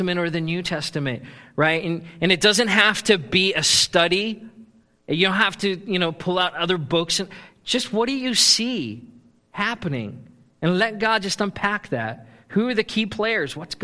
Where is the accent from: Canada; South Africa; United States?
South Africa; moved away; I grew up in South Africa, which is a gold mining country